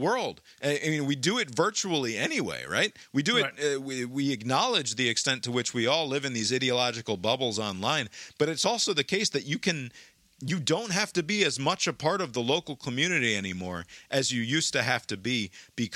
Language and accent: English; United States; I'm an American